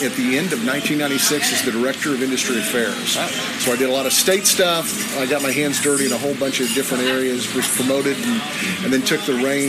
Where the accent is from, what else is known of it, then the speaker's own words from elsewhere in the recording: Oklahoma, United States; Well, it's funny because I came to town with my home state senator.